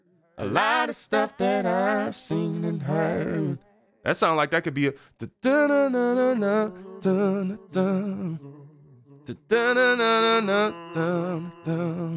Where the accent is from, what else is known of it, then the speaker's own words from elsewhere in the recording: Detroit, Michigan, United States; I watched a live stream in my hometown of Detroit, Michigan.